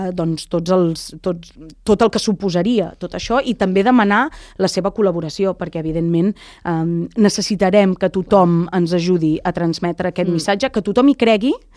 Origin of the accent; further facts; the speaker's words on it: Lloret de Mar, Catalonia, Spain; jo vaig néixer i créixer a Lloret, ai, a Canyelles